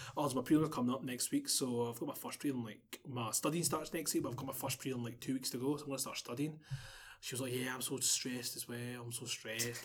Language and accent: English; Glasgow, Scotland, United Kingdom